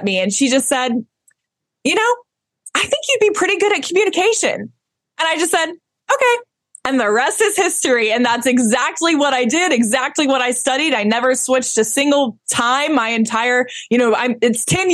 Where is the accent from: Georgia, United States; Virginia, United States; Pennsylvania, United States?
Georgia, United States; Atlanta; So I was born and raised in Atlanta, Georgia. So I'm a Georgia peach